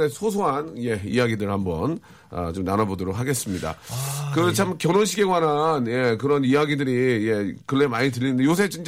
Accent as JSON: {"language": "Korean", "region": "Daejeon", "country": "South Korea", "tie": "born or raised there", "said": "고향이 대전이거든."}